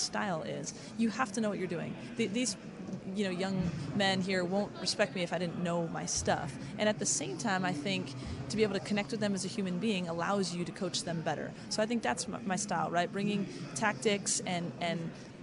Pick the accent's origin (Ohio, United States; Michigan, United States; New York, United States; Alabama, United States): New York, United States; moved away as an adult; also born or lived in California; now in Cleveland, United States; I grew up in New York, but I've been in California for the last 15 years